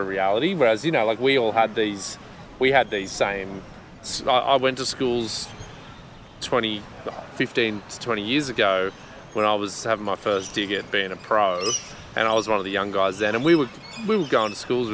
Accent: Australia; also born or lived in Sweden; as an Aussie

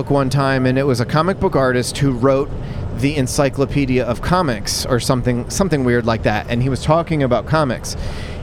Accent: Philadelphia, Pennsylvania, United States; I'm from Philly

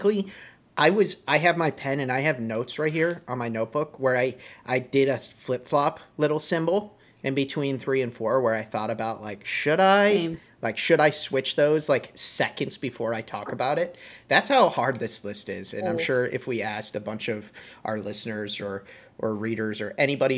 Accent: West Coast, United States; born there; I was born on the West Coast and I grew up going out to California a lot.

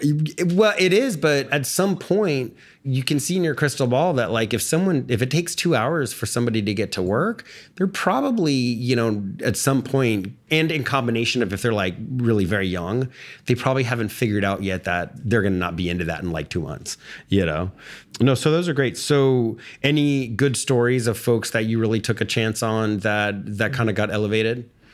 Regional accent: Texas, United States; I grew up in Texas

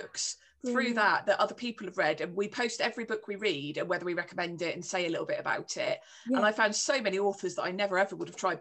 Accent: Cornwall, South West England, United Kingdom; I'm Cornish

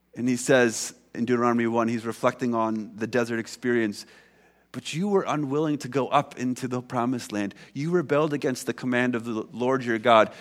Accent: United States; now in Canada; I'm American

